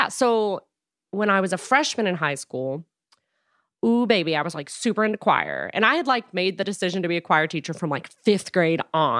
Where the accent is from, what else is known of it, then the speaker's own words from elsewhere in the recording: Frankfort, Kentucky, United States; I'm from Frankfurt, which is like smack dab in the middle between the two, which is like Lexington and Louisville, the big cities.